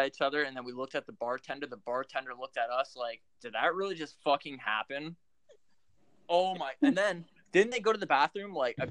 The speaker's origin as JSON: {"language": "English", "town": "Philadelphia", "region": "Pennsylvania", "country": "United States", "said": "So we're from Philly."}